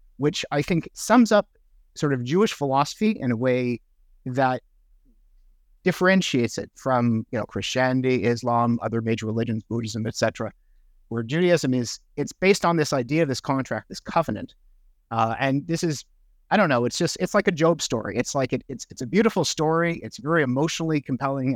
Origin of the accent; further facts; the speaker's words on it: Montreal, Quebec, Canada; first language English; moved away as an adult; also born or lived in Sackville, New Brunswick / Toronto; I grew up English in Montreal in the eighties and nineties.